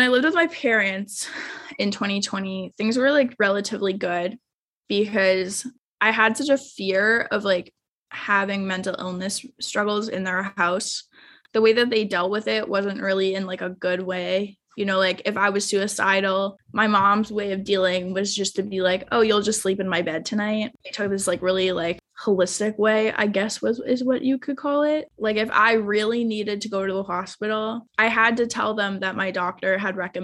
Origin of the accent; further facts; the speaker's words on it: Ontario, Canada; now in Toronto, Canada; my hometown in Ontario